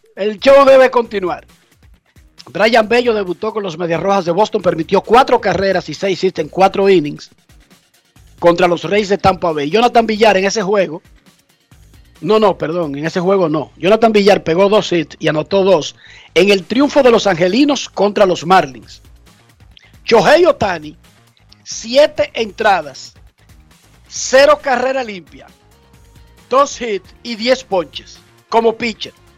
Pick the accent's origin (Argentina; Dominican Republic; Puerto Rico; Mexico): Dominican Republic; now in United States; Soy dominicano y soy estadounidense